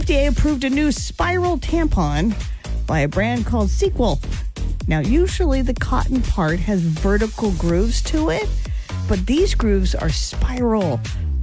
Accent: Idaho, United States; Growing up in Idaho, we raised chickens

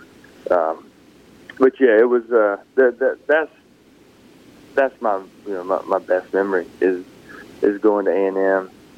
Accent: Philadelphia, Mississippi, United States; now in Madison, United States; Yeah, I live in Madison. I grew up in Philadelphia, Mississippi, and I live in Madison now, and been there for about 15 years.

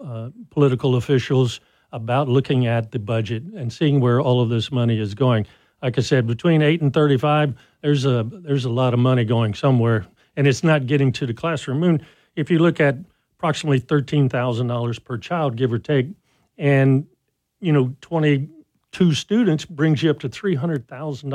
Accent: Lake Arthur, Louisiana, United States; now in Lafayette, United States; Born and raised in Lake Arthur

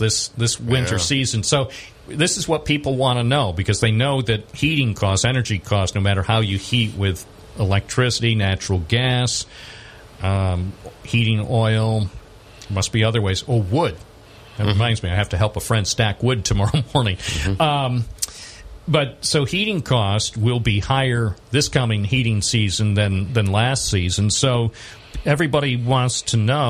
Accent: Binghamton, New York, United States; I was born in Binghamton, and I've lived in this area all my life.

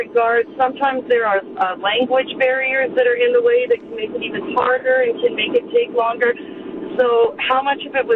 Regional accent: Vancouver area, British Columbia, Canada; moved away as an adult; also born or lived in Washington State; now in Waterford, United States; I'm also from the Vancouver area. My hometown is about an hour to the east.

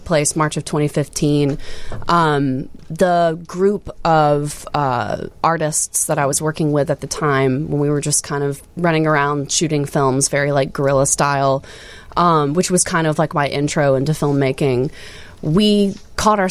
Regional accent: Alabama, United States; also born or lived in Philadelphia, United States; now in Chicago, United States; I'm from Alabama originally, so hence the double name. So Bama to Philly to Chicago.

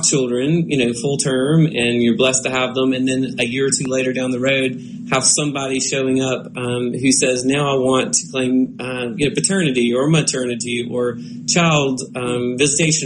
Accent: Mississippi, United States; here in my home state

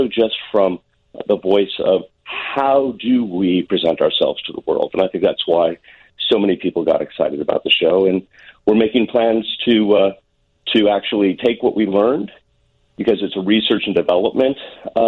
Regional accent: Deerfield, Illinois, United States; I grew up in Deerfield. I went to high school in Deerfield, Illinois

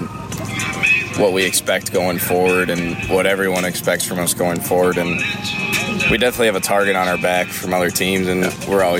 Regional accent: Wisconsin, United States; I'm from Wisconsin

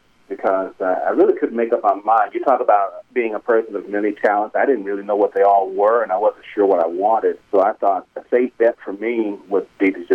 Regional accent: Greenville, Mississippi, United States; moved away as an adult; I grew up in that neighborhood

